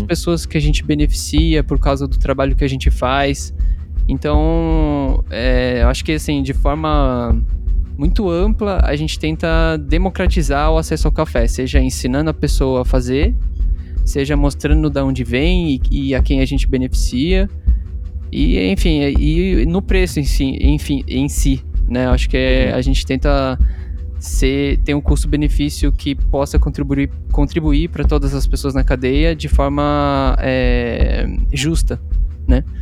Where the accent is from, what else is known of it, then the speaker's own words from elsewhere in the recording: Atibaia, São Paulo, Brazil; a gente é de Atibaia, né? É uma cidade aqui no interior de uhum. São Paulo